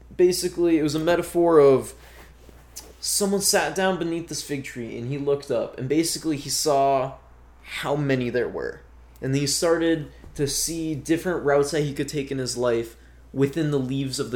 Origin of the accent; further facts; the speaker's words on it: North Dakota, United States; growing up in North Dakota